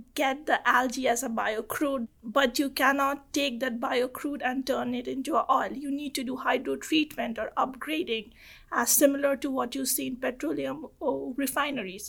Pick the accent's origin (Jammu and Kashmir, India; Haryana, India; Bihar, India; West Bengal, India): West Bengal, India; Kolkata; first language Bengali; English is a second language; moved away as an adult; I'm from Calcutta